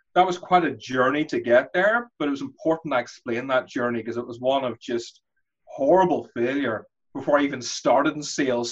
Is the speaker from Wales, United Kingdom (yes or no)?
no; Belfast, Northern Ireland, United Kingdom; moved away; also born or lived in London; My parents were Indian as well, but I grew up in Belfast